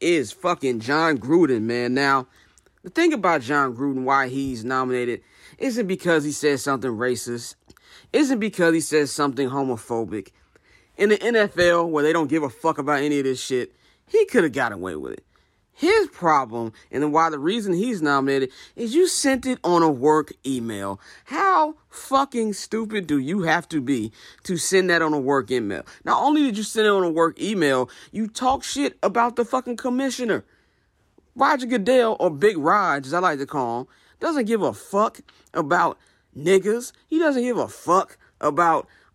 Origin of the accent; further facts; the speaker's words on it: Chicago, Illinois, United States; as a Chicagoan